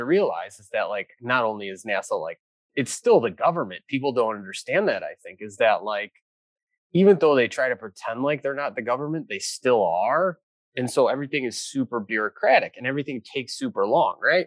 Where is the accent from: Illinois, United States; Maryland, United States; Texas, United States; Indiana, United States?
Indiana, United States; Valparaiso; I grew up in Valparaiso